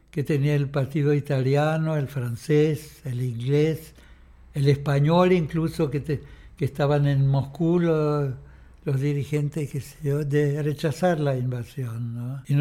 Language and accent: Spanish; Chile; Y nosotros, había como 40 chilenos, creo, allá, ¿no?